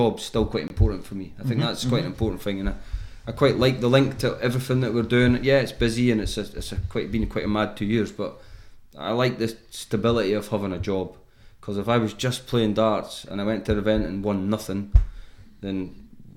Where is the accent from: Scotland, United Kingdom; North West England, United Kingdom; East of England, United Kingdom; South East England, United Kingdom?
Scotland, United Kingdom; I'm Scottish and I pin my whole world on I'm Scottish